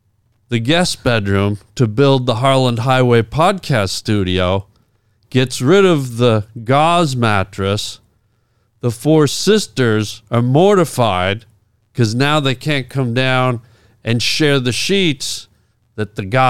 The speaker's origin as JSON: {"language": "English", "town": "Toronto", "region": "Ontario", "country": "Canada", "moved": "yes", "lives_now": "Los Angeles, United States", "said": "I'm from Toronto."}